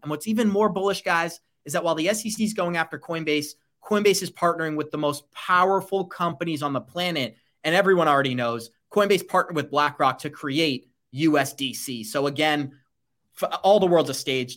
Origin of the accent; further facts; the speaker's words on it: United States; as an American citizen